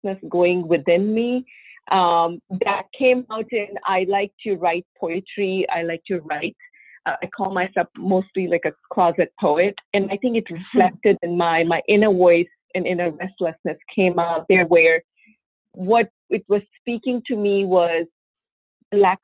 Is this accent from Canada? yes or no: no; India; moved away as an adult; also born or lived in Russia; now in United States; I was born in India, and I grew up mostly in India my early years. My dad was in Navy, so we traveled quite a bit through the country growing up.